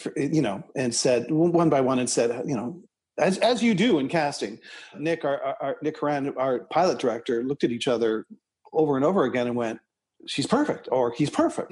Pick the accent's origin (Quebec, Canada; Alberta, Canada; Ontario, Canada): Ontario, Canada; Toronto; Eric and I grew up in Scarborough, Ontario, Canada, together, about six or eight blocks away from each other